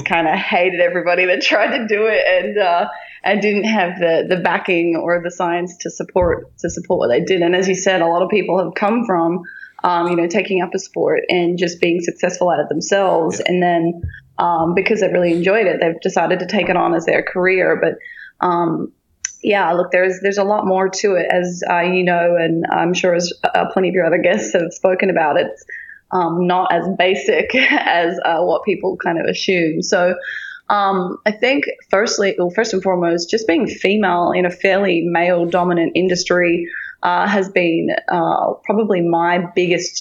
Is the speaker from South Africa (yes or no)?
no; Tasmania, Australia; moved away; my hometown in Tassie